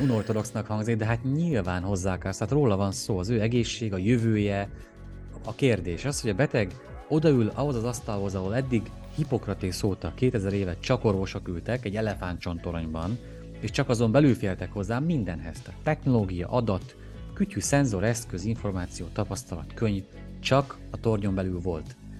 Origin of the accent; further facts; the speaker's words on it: Szabolcs-Szatmár-Bereg, Hungary; Szabolcsból jövök